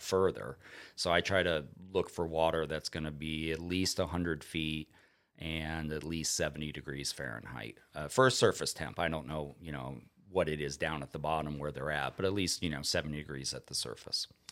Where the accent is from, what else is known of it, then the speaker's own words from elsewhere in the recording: South Florida, United States; also born or lived in Onslow Bay, North Carolina; now in North Carolina, United States; growing up in South Florida, we would catch red grouper in forty foot of water